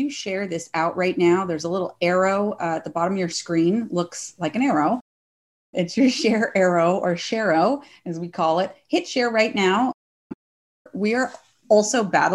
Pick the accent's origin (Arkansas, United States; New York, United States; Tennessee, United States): Arkansas, United States; Northwest; also born or lived in Texas; now in Fresno, United States; I grew up in Northwest Arkansas.